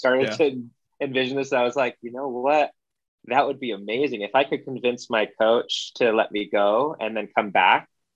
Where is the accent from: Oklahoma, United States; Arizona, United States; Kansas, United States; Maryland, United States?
Arizona, United States; moved away; also born or lived in Hawaii; Growing up in Arizona